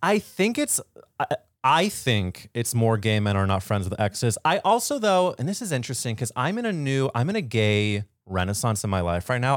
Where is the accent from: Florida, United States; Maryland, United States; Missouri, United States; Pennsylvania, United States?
Missouri, United States; St. Louis; moved away; I grew up in Saint Louis, Missouri